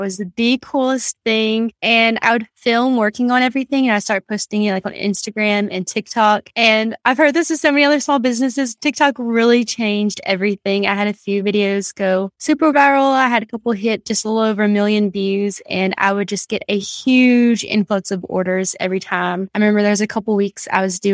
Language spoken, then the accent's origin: English; Louisiana, United States; moved away as an adult; now in Texas, United States; I was born and raised in Louisiana. I've lived there my whole life up until I graduated college with my bachelor's of biology in 2017.